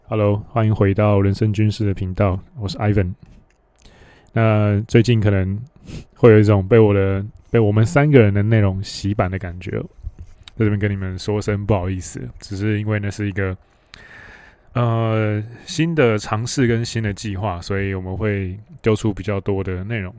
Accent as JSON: {"language": "Chinese", "town": "Hualien", "region": "Hualien County", "country": "Taiwan", "tie": "born or raised there", "said": "我是在花莲长大"}